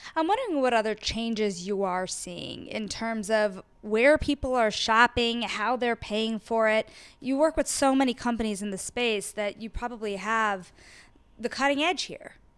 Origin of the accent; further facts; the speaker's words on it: Paramus, New Jersey, United States; I grew up in Paramus, New Jersey